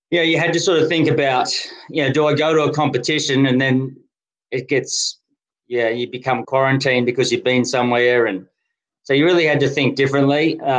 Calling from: Canberra, Australian Capital Territory, Australia; Canberra. Sunny Canberra. Canberra.

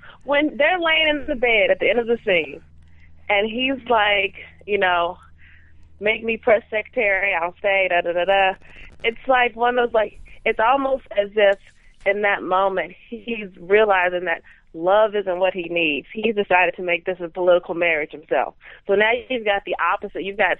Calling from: Houston, Texas, United States; Houston, Texas.

